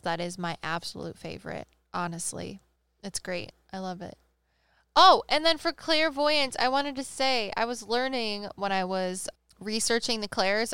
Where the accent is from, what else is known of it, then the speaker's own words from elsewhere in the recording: Midwest, United States; we're from the Midwest